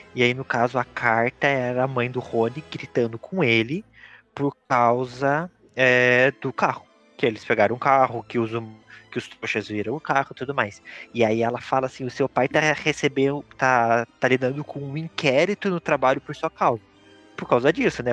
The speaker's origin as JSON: {"language": "Portuguese", "country": "Brazil", "said": "como um bom brasileiro que sou"}